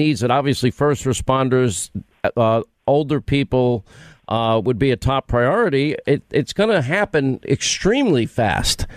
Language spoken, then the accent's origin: English; New York, United States; I'm from New York